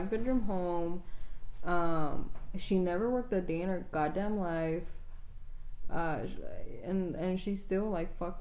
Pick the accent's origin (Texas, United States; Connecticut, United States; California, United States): Texas, United States; Brownsville; accent: Mexican; also born or lived in Dallas, United States; now in Austin, United States; we grew up in a very very Hispanic community because we grew up in Brownsville. It was all Mexican.